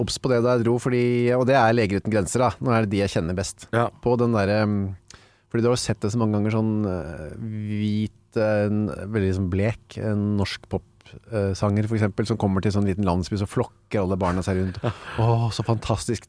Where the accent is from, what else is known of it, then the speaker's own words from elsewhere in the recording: Bærum, Akershus, Norway; also born or lived in Narvik, Norway / Bjerkvik, Norway; now in Oslo, Norway; Og så flytta vi tilbake til eh, Bærum og Asker, har egentlig jeg bodd mesteparten av livet mitt.